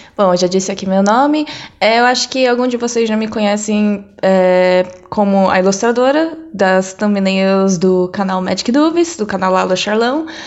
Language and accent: Portuguese; São Paulo, Brazil; now in Netherlands; eu nasci aqui mesmo, né, em São Paulo, Brasil